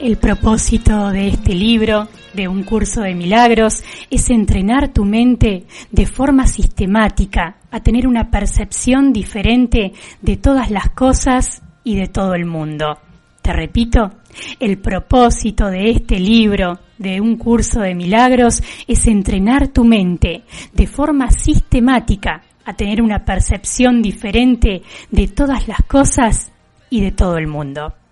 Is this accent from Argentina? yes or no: yes; Juan N. Fernández, Buenos Aires Province, Argentina; en nuestra localidad